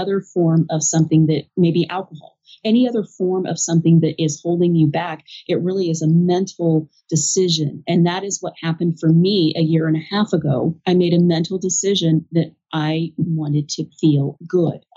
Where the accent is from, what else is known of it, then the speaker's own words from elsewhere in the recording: United States; I'm an American